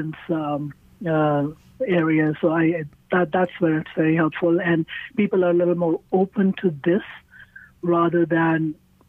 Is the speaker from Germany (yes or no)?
no; India; moved away as an adult; also born or lived in California, United States; now in St. Louis, United States; I grew up in India, and I was a teacher back in India. But when I came to the United States after I got married